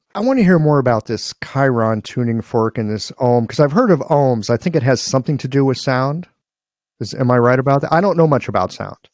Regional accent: Midwest, United States; guy from the Midwest

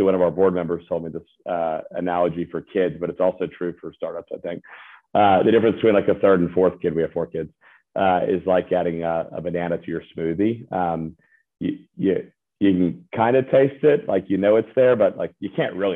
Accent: Birmingham, Alabama, United States; now in Nashville, United States; I'm from Birmingham, Alabama

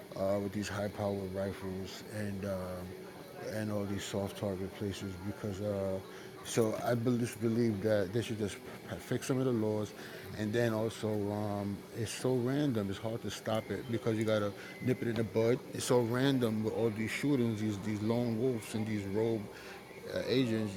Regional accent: New York City, New York, United States; I'm from Brooklyn, New York.

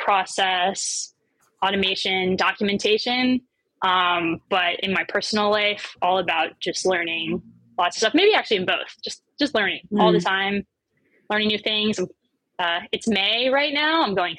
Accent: Maine, United States; now in New York City, United States; I live in New York City, specifically in Brooklyn, but I'm originally from Midcoast, Maine. So super small town, lived all over the US.

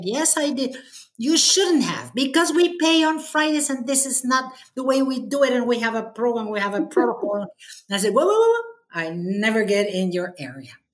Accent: Mexico; I've devoted this association, Mexme, uh, eight years and a half as a chapter president mm-hmm. here in my hometown

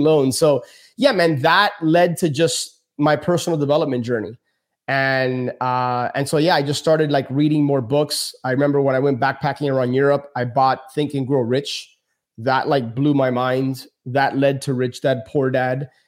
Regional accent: Miami, Florida, United States; born and raised in Miami, my parents are from Cuba

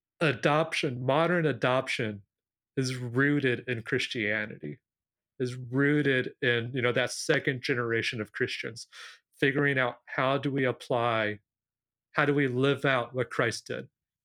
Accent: Peru; why I'm in Peru, why I grew up in Peru, but I'm also not a Peruvian citizen

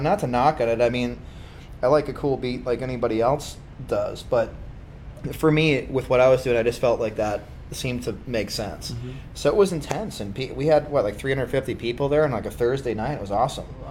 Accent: Kaukauna, Wisconsin, United States; also born or lived in Appleton; now in Green Bay, United States; I'm actually from Appleton originally

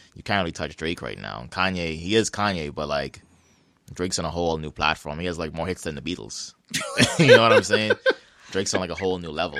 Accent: Bahamas; now in Halifax, Canada; I played against him through basketball growing up in the Bahamas.

